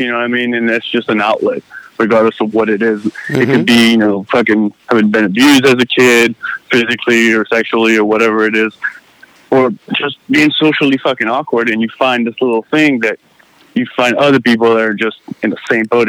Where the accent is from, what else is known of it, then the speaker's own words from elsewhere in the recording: Paris, Île-de-France, France; I was in Paris, France.